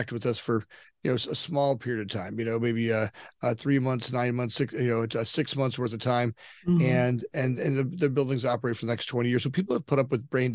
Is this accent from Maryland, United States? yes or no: no; Southern Florida, United States; moved away as an adult; now in Chicago, United States; I grew up down in Southern Florida